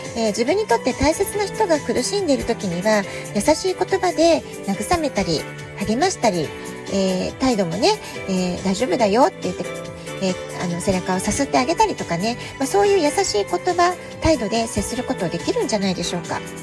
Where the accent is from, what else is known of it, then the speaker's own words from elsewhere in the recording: Japan; now in San Diego, United States; 私たち日本人